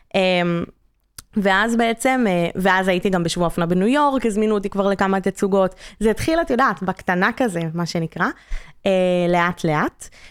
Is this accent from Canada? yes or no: yes; Canada; moved away; אני קנדית